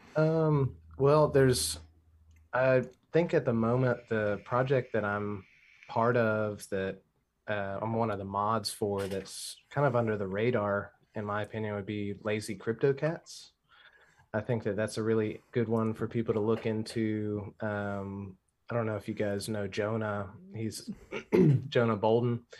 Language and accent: English; Louisiana, United States; now in Australia; so I'm originally from Louisiana, but I live in Australia.